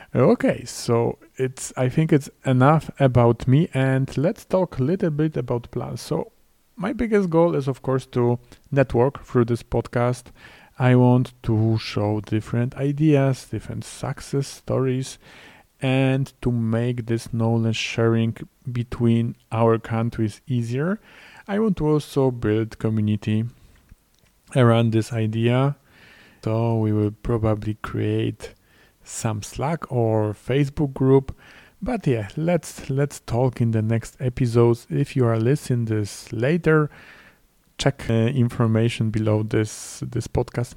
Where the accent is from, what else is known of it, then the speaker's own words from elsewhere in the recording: Poland; English is a second language; in my home country, in Poland.